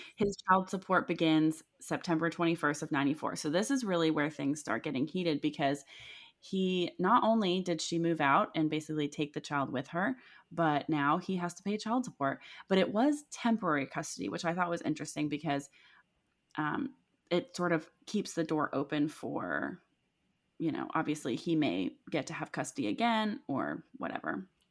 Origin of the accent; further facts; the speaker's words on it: Milford, Ohio, United States; Milford is part of the Claremont County, which is where I grew up